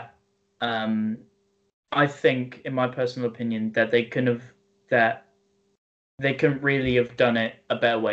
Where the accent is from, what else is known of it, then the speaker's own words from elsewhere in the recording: United Kingdom; we're not American, we're British